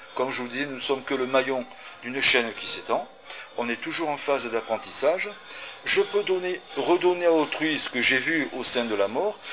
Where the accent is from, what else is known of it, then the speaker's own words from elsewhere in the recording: France; je suis né en France.